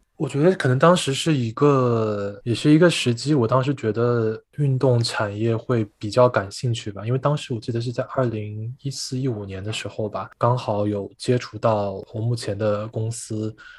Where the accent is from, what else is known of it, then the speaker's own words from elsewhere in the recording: Chengdu, Sichuan, China; 成都的话对我来说就是家的感觉吧，因为从小是在这个地方出生跟长大